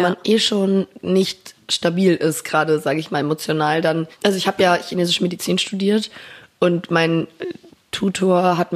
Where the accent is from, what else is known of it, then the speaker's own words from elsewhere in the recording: Berlin, Germany; accent: Berliner Schnauze; Ich bin in Berlin geboren, aufgewachsen